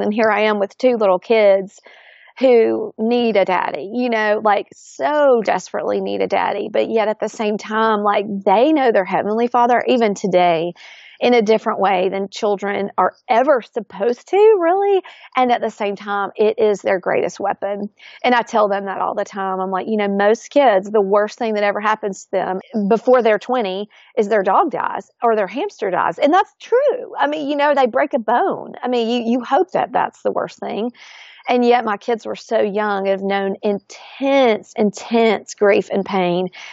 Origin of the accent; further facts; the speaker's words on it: Florence, Alabama, United States; grew up, born and raised in Florence, Alabama, and had just an idyllic childhood